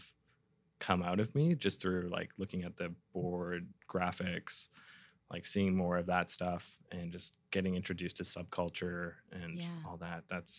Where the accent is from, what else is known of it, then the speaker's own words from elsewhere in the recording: Vancouver, British Columbia, Canada; I grew up in East Van. So for people that don't know Vancouver, that's sort of across town.